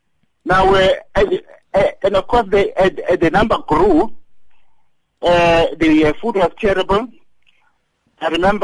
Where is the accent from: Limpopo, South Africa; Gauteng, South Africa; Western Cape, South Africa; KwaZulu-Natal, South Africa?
Gauteng, South Africa; Daveyton; And I came from Daveyton, and we used to work at the Lanbow Span.